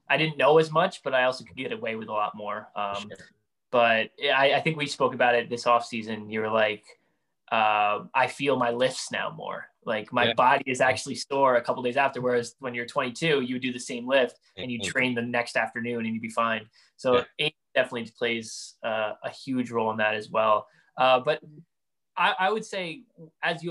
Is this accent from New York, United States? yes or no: yes; Hudson Valley, New York, United States; we're both from the Hudson Valley, New York